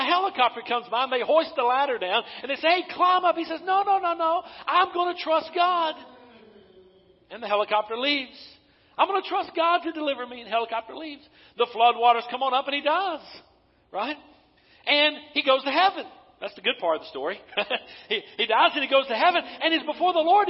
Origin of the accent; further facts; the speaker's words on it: Western North Carolina, United States; moved away as an adult; also born or lived in Eastern Tennessee; I'm from Western North Carolina